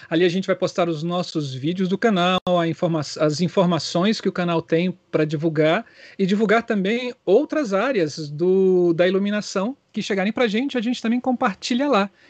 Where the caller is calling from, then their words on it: Brasília, Federal District, Brazil; Falo aqui de Brasília e sou um iluminador apaixonado por luz e cor.